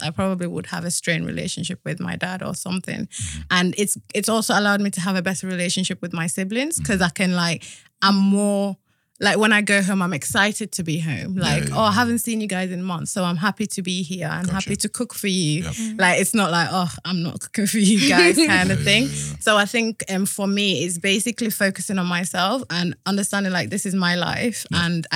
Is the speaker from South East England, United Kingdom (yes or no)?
no; Yorkshire and the Humber, United Kingdom; moved away as an adult; also born or lived in Gambia; now in London, United Kingdom; I grew up in Yorkshire and then I moved to London for uni when I was 18, 19